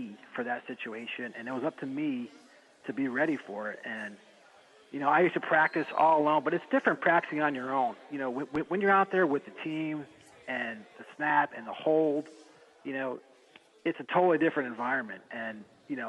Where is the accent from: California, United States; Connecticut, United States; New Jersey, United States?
Connecticut, United States; Avon; I'm from Connecticut. I'm in Avon, Connecticut